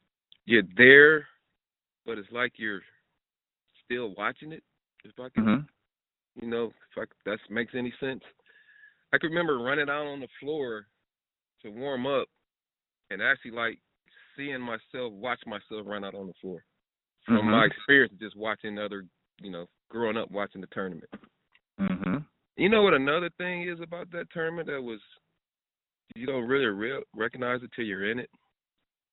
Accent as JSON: {"language": "English", "town": "South Bend", "region": "Indiana", "country": "United States", "said": "I'm from South Bend"}